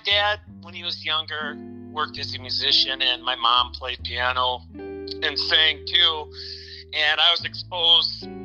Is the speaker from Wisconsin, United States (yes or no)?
yes; Kenosha, Wisconsin, United States; moved away as an adult; also born or lived in Carmel, California; now in Minneapolis, United States; we moved to Kenosha, Wisconsin. that's pretty much where I grew up till I was about 19